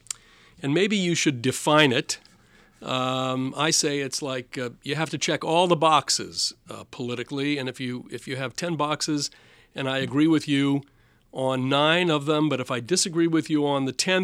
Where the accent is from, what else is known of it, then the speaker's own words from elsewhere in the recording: New England, United States; I grew up in New England in a town that had very few Jewish families